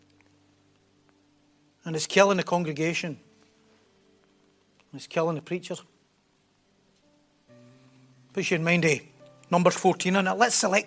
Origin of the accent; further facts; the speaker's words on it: North Lanarkshire, Scotland, United Kingdom; accent: North Lanarkshire; my North Lanarkshire accent